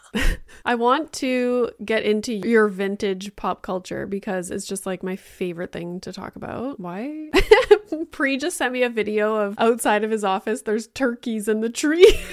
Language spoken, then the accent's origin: English; Northern Ontario, Canada; moved away as an adult; also born or lived in Boca Raton; as a kid growing up in Northern Ontario